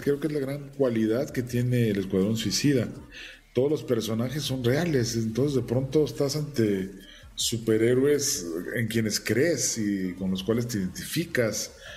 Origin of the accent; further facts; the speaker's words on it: Mexico; siendo un actor mexicano, con una trayectoria en cine mexicano